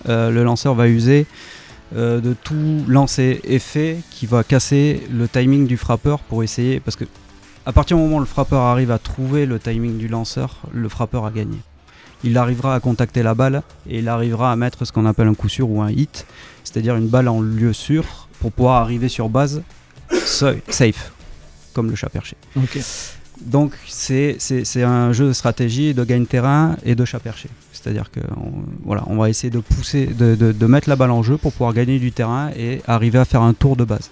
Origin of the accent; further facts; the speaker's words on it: Bordeaux, Nouvelle-Aquitaine, France; moved away; also born or lived in Pau; Je viens de Bordeaux.